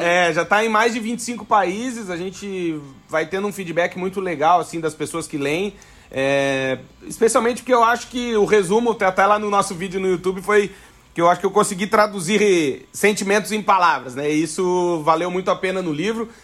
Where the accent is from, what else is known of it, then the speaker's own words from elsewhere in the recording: Alegrete, Rio Grande do Sul, Brazil; now in Braga, Portugal; eu sou gaúcho do Alegrete